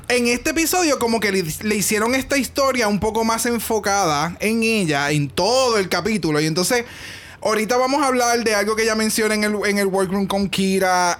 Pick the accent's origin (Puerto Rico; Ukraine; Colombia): Puerto Rico; nosotros somos boricua